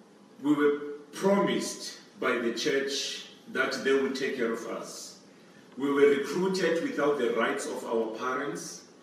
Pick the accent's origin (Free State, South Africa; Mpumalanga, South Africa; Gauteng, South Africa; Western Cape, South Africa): Western Cape, South Africa; Cape Town; I am from Cape Town.